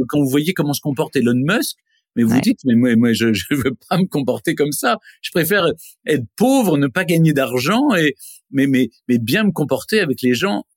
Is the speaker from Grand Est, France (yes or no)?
yes; Nancy, Grand Est, France; also born or lived in Lyon; je suis né à Lyon. Ensuite, à, l'âge de 4 ans, on est parti à Nancy